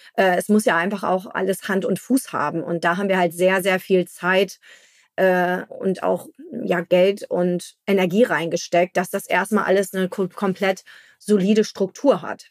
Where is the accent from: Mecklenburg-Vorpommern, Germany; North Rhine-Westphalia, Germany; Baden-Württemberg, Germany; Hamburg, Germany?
Hamburg, Germany; als Hamburger